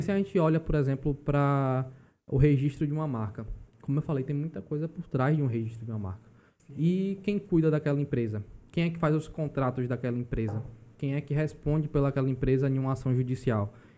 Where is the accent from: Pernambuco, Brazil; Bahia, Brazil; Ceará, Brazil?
Bahia, Brazil; Alagoinhas; moved away as an adult; now in João Pessoa, Brazil; Eu sou natural da Bahia, não sou paraibano de fato